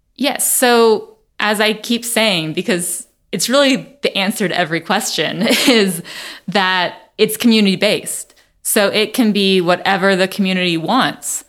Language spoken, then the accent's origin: English; Nashville, Tennessee, United States; also born or lived in Vermont; I am from Nashville